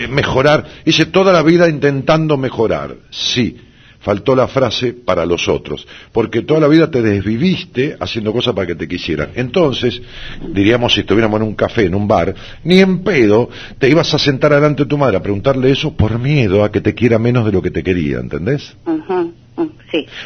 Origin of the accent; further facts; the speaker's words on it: Luján de Cuyo, Mendoza, Argentina; De Mendoza.